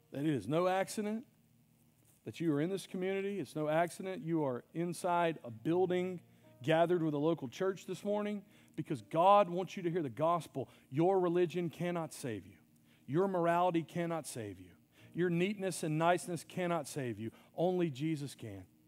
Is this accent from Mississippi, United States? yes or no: yes; Mississippi, United States; I'm from Mississippi